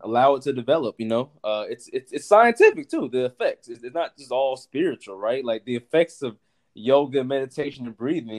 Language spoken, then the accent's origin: English; North Carolina, United States; I'm from North Carolina, and my family is both from both my sides of the family are from the South. So I grew up like that.